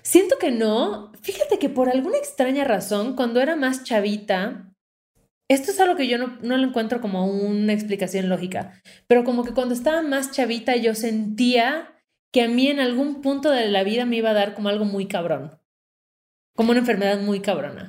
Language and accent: Spanish; Mérida, Yucatán, Mexico; moved away as an adult; now in Mexico City, Mexico; Nací en Mérida, Yucatán, en 1988, en la época de verano, cerca del mar, y tuve una infancia muy feliz